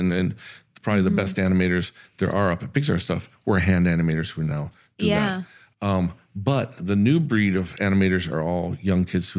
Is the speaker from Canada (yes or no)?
no; Germany; And listen, I'm from Army Base in Germany.